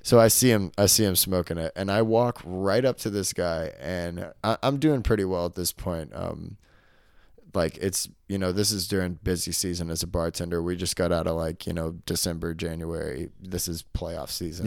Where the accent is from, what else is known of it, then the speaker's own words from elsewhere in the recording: Arkansas, United States; moved away; I'm from Arkansas.